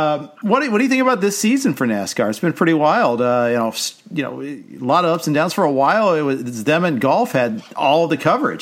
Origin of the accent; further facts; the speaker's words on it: Indianapolis, Indiana, United States; I grew up in Indy.